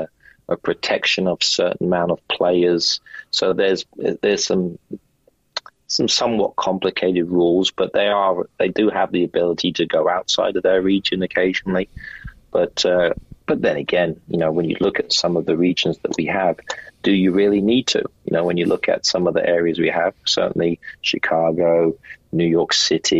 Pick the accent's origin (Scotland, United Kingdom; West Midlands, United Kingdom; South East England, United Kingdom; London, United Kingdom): South East England, United Kingdom; Slough; It's my hometown.